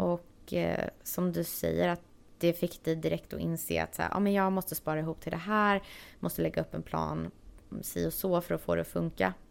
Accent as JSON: {"language": "Swedish", "town": "Varberg", "region": "Halland County", "country": "Sweden", "also_born_or_lived": "Stockholm, Sweden", "moved": "as an adult", "lives_now": "Los Angeles, United States", "said": "Jag kommer från Varberg som är en liten stad på västkusten. Men jag har bott de senaste 10-11 åren tror jag i Stockholm."}